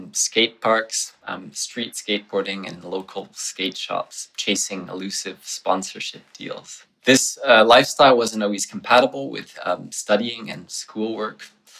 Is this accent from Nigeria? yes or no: no; Switzerland; also born or lived in Toronto, Canada; now in New Haven, United States; So I was born in Toronto, but my family moved to Switzerland when I was 5 for my father's work.